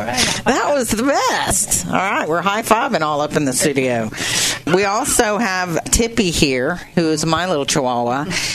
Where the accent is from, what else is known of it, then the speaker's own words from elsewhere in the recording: Ada, Oklahoma, United States; growing up in Ada.